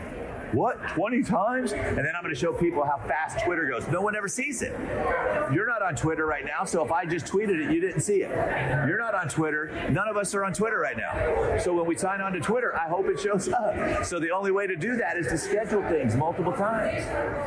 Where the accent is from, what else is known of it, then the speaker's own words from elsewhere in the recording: Canada; We're out from Canada, eh?